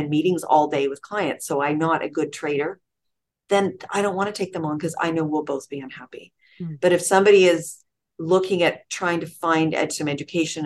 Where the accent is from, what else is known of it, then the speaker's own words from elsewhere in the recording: Toronto, Ontario, Canada; moved away as an adult; now in Richmond Hill, Canada; where I grew up in North York, Willowdale